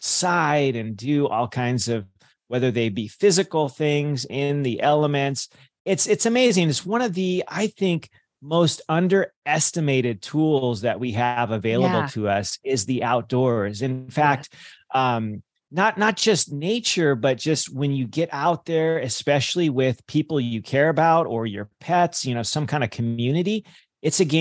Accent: California, United States; I grew up in California

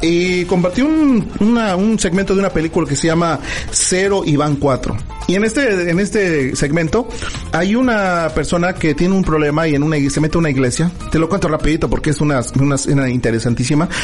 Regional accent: Mexico; now in United States

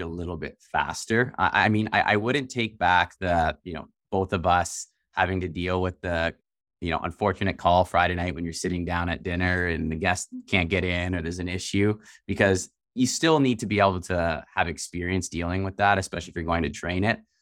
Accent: Canada; We're from Canada

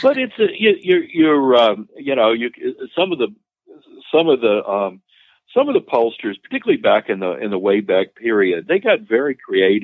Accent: Louisiana, United States; Louisiana is my home state

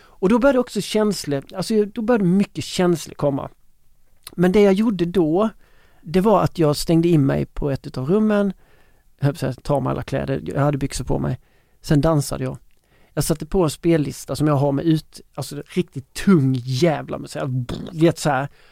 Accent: Ronneby, Blekinge, Sweden; i Ronneby i min hemstad

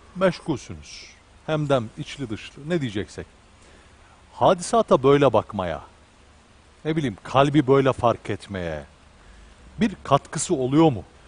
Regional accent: Ankara, Turkey; ben Ankaralıyım

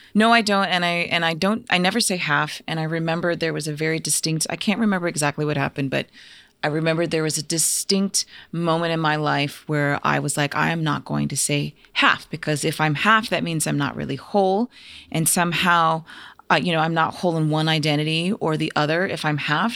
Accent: Arizona, United States; I grew up in Arizona

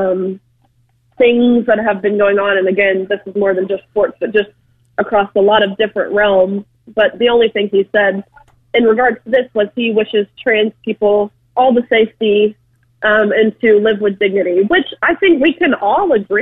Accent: Tennessee, United States; I'm actually from Tennessee, and so I feel like this state was kind of my safe bubble

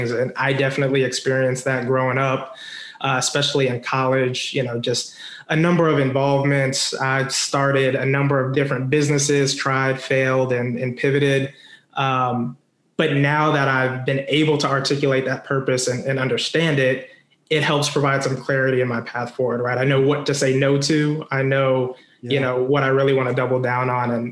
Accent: Denver, Colorado, United States; I grew up or I claim uh, Denver, Colorado as my hometown.

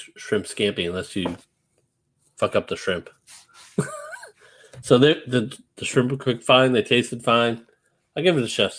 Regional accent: New England, United States; moved away; I'm from New England

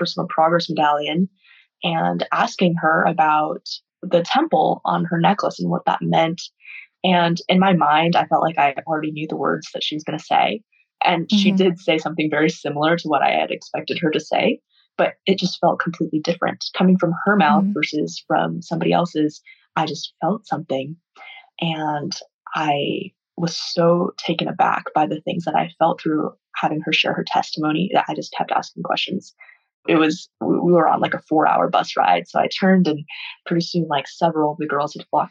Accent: Cedar City, Utah, United States; I was also raised in Southern Utah

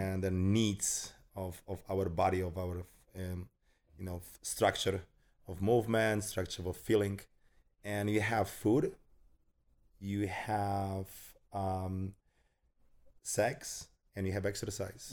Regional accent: Poland; moved away as an adult; also born or lived in United States; I was born in Poland. I grew up in Poland and then finished my education, first education over there

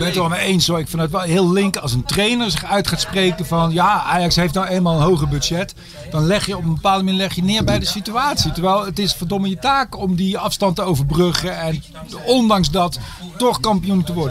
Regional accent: North Brabant, Netherlands; Ik ben nu al getogen in Brabant.

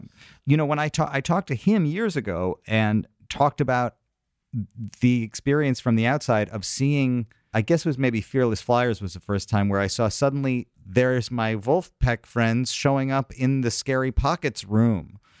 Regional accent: New York, United States; as a New Yorker

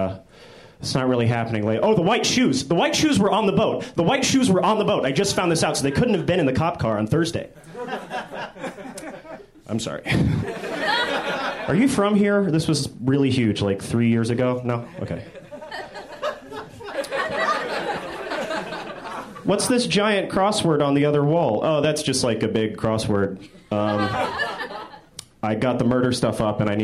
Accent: Nashville, Tennessee, United States; now in Los Angeles, United States; I'm from Nashville, Tennessee

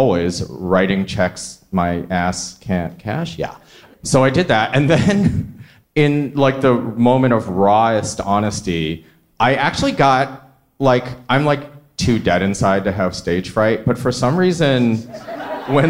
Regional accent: Michigan, United States; moved away; also born or lived in New York; I grew up in Michigan

